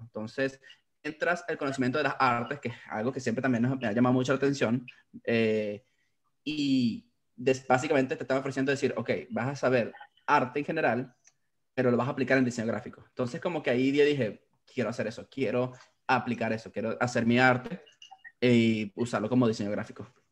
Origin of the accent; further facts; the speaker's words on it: Valencia, Carabobo, Venezuela; now in Orlando, United States; nací en Valencia, Carabobo, eh, también en Venezuela. Eh, ahorita residenciado en Orlando, Florida, en Estados Unidos